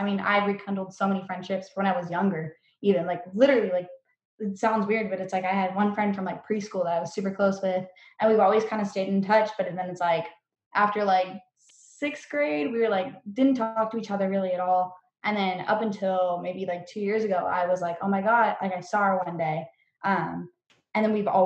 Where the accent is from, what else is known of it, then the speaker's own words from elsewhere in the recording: Norco, California, United States; I come from Norco, which is like Horsetown, USA